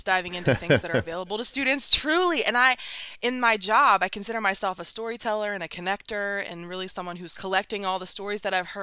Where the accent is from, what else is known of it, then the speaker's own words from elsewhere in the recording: Ohio, United States; moved away as an adult; also born or lived in New Orleans, Louisiana / Columbus, Ohio; now in Brooklyn, United States; I grew up in Ohio most of my life. I'm not actually from Ohio or Brooklyn. I'm actually from New Orleans, but we moved up to Ohio when I was young